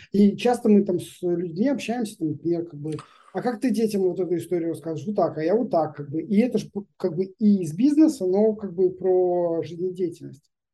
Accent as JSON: {"language": "Russian", "country": "Belarus", "moved": "yes", "lives_now": "Israel", "said": "мы из из Беларуси приехали"}